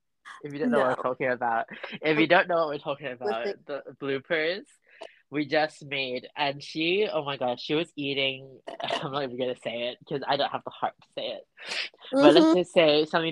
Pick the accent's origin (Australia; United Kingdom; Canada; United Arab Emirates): United Arab Emirates; Dubai; I'm Jubanese. I'm from Dubai.